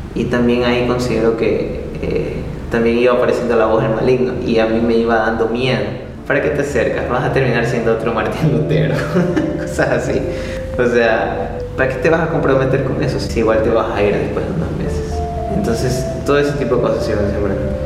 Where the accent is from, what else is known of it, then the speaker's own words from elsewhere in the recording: Ecuador; soy de Ecuador